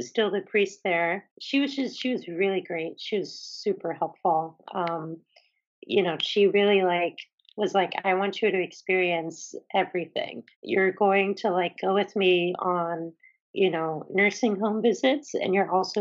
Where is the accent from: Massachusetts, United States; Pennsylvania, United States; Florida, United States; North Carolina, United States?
Pennsylvania, United States; Philadelphia; moved away as an adult; also born or lived in Boston; being away from my community in Philly